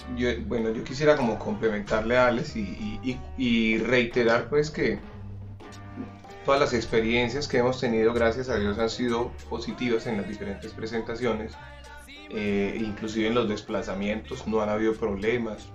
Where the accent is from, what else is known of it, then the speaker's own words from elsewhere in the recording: Coffee Region, Colombia; Y del café, que es nuestra esencia, que es donde nosotros nacimos